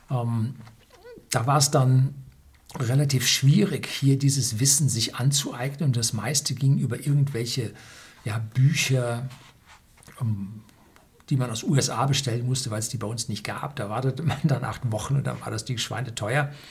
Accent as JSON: {"language": "German", "town": "Munich", "region": "Bavaria", "country": "Germany", "tie": "born or raised there", "said": "Ich bin daraufhin zurück in meine Heimatstadt München gezogen"}